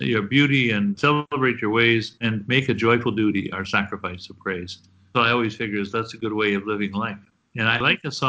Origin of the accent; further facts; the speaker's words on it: Guelph, Ontario, Canada; moved away as an adult; also born or lived in Edmonton; now in Toronto, Canada; I grew up in Guelph, Ontario